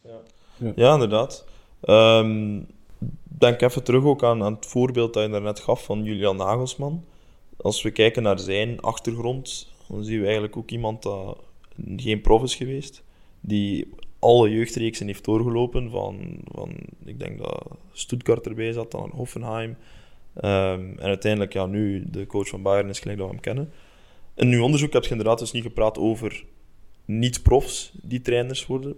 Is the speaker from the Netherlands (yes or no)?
no; Belgium; now in Denmark; wij eigenlijk als Belgen